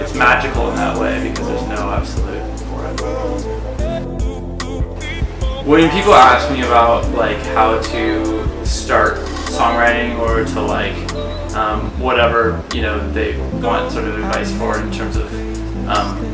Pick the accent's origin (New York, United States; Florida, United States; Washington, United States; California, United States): Washington, United States; Seattle; I'm from Seattle, Washington